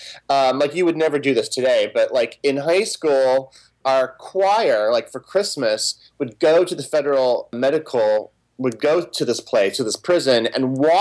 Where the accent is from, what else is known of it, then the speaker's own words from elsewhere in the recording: Springfield, Missouri, United States; now in New York City, United States; I wasn't living in New York City yet at that time. I was born originally in Missouri, in specific around the Ozarks, Springfield, Missouri.